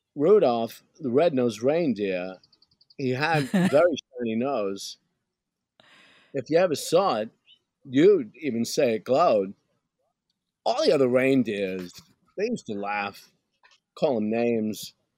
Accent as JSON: {"language": "English", "town": "New York City", "region": "New York", "country": "United States", "said": "I'm from Brooklyn"}